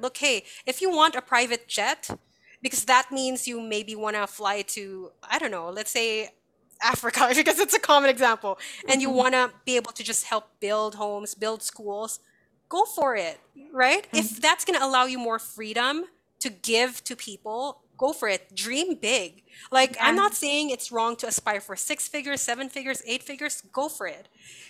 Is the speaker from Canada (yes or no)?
yes; Canada; I recognize that because I came from Canada, we were able to give money for chemotherapy treatments.